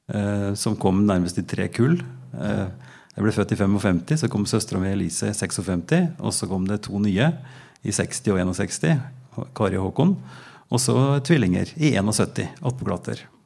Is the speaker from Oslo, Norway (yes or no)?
no; Oppdal, Trøndelag, Norway; now in Drammen, Norway; Jeg er fra Trøndelag, fra Oppdal. Sør-Trøndelag. Rett over Dovrefjellet når du kjører sørfra.